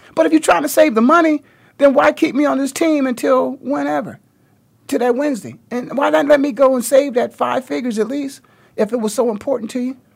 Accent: Canton, Ohio, United States; moved away as an adult; also born or lived in Philadelphia; I was just born and raised in the Hall of Fame city, one hour down the road. in Canton, Ohio

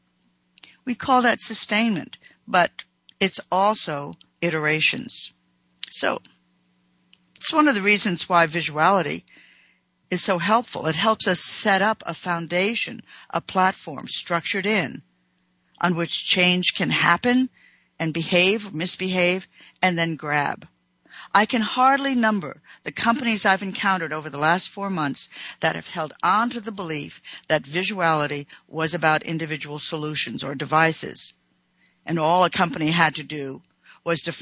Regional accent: United States; I'm an American

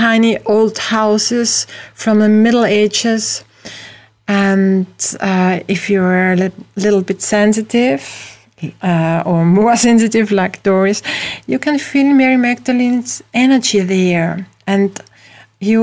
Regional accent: Austria; I'm from Europe, from Austria, but with a very close emotional connection to the USA

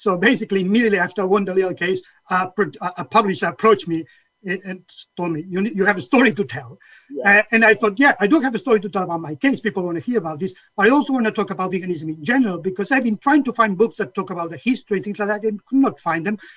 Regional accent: Catalonia, Spain; now in United Kingdom; my whole journey started in Catalonia. I was born in Catalonia, uh, which at the time was in the 60s

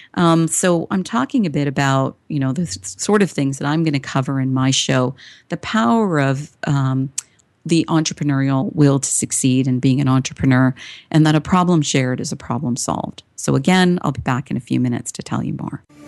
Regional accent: Toronto, Ontario, Canada; I was born and raised in Toronto, Canada.

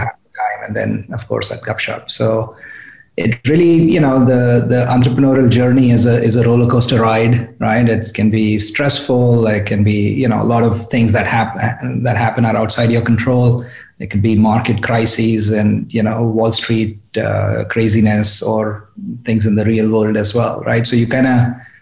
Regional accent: India; moved away as an adult; also born or lived in New York, United States; now in California, United States; I grew up in India at IIT Bombay

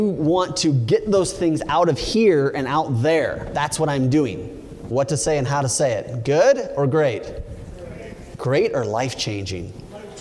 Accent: Oregon, United States; also born or lived in California; I grew up in Oregon

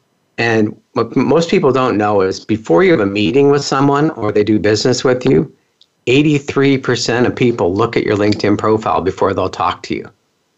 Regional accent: California, United States; also born or lived in Pennsylvania; So I moved from Pennsylvania to California, and I started fixing computers back when most companies didn't have computers in their office, back in the typewriter days and before fax machines even. It's crazy how long I've been doing this. But I grew up in Silicon Valley.

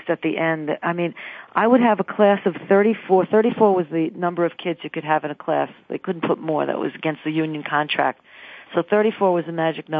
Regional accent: New York City, New York, United States; She and I grew up together in Queens, New York

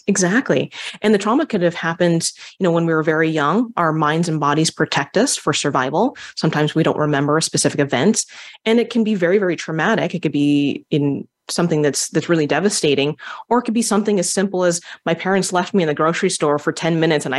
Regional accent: Hawaii, United States; Being Hawaiian, you know, we call upon, you know, our ancestors, and, you know, being around different Polynesians

